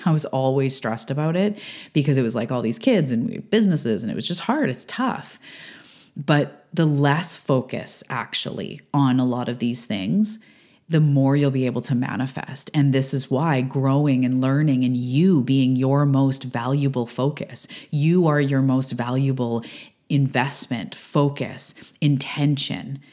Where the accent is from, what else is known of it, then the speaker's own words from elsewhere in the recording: Canada; also born or lived in Vancouver Island, British Columbia; I'm a Canadian living on the west coast of Canada on Vancouver Island